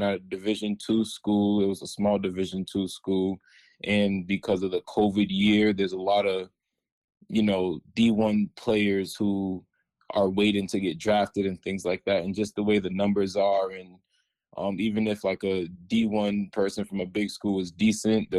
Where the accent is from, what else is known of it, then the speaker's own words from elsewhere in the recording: Randolph, Massachusetts, United States; I'm from Randolph, Massachusetts. It's a small town south of Boston.